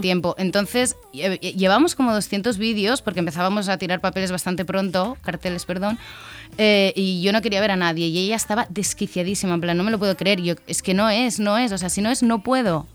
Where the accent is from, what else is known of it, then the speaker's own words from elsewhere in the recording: Valencian Community, Spain; somos valencianas